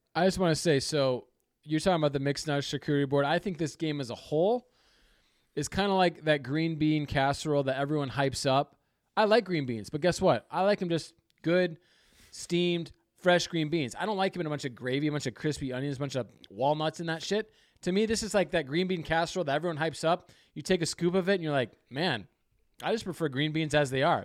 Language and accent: English; Michigan, United States; born or raised there